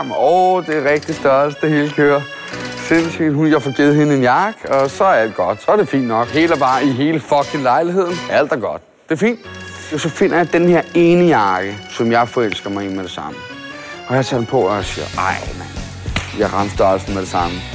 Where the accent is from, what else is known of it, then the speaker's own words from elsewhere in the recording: Amager, Capital Region of Denmark, Denmark; Jeg er, jeg er fra Amager. Jeg er Danmarks dårligste kriminelle.